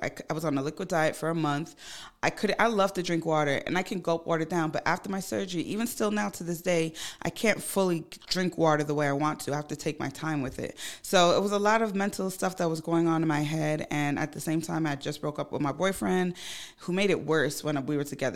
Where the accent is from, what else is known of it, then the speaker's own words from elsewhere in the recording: Ghana; moved away; I'm from Ghana. I go to Ghana quite often.